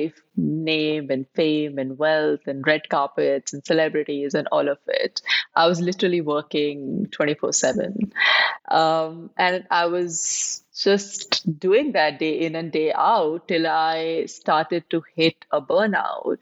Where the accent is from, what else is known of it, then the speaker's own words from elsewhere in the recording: India; now in Dubai, United Arab Emirates; I am based in Dubai, but I'm originally from India. I've been living in Dubai for the last 25 years.